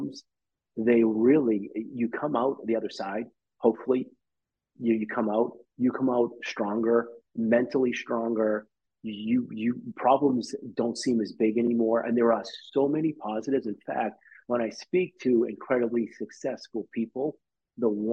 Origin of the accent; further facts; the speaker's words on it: Quincy, Massachusetts, United States; I'm from Quincy. My office is in Quincy.